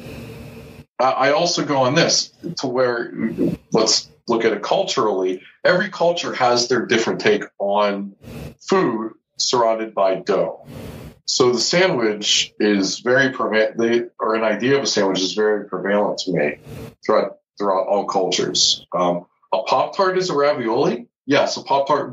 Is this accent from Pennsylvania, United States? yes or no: yes; Pittsburgh, Pennsylvania, United States; accent: Pittsburgh; also born or lived in Houston; growing up in Pittsburgh, I never had a pro basketball team.